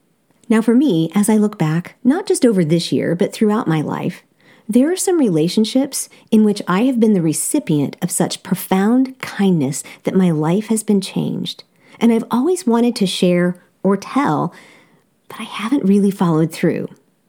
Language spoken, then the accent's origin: English; Seoul, South Korea; Growing up in Seoul, South Korea, I attended an amazing international school, Seoul Foreign School.